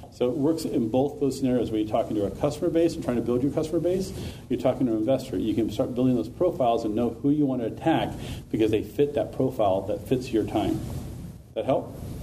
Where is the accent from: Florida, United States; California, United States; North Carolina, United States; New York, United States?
California, United States; Sacramento; I'm from Sacramento as well